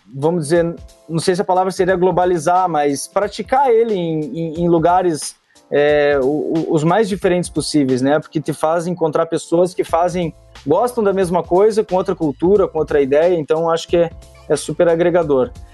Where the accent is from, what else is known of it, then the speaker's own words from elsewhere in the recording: Curitiba, Paraná, Brazil; eu sou natural de Curitiba, eu moro em Curitiba